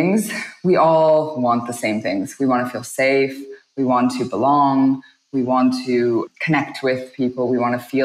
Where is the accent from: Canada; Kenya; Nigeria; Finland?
Canada; Toronto, Ontario; moved away as an adult; now in Singapore; I'm born and raised in Toronto, Canada